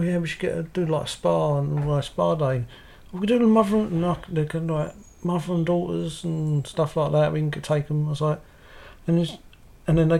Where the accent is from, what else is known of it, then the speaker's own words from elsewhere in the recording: London, United Kingdom; moved away; I said, London. Yeah. Originally.